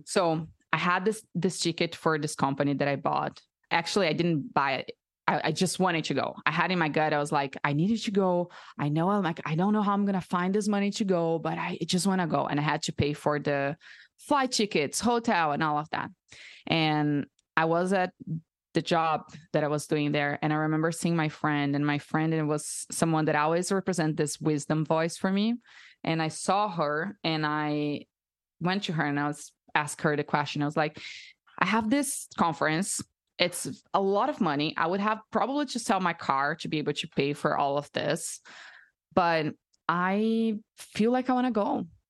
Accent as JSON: {"language": "English", "country": "Brazil", "tie": "born or raised there", "also_born_or_lived": "United States", "second_language": "English", "moved": "as an adult", "lives_now": "Austin, United States", "said": "I'm from Brazil, so I'm born and raised there my whole life, and I just moved to the U S two years and a half ago"}